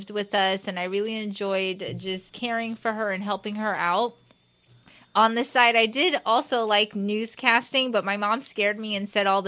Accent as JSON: {"language": "English", "country": "Guyana", "tie": "born or raised there", "first_language": "English", "moved": "yes", "lives_now": "United States", "said": "I was born in Guyana, South America"}